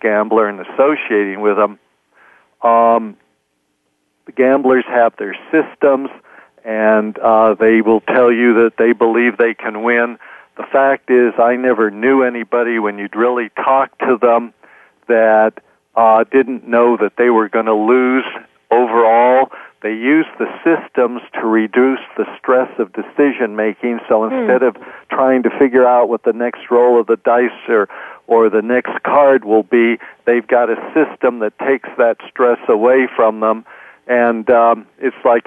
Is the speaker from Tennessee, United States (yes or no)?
no; Oakland, California, United States; I grew up in Oakland, California.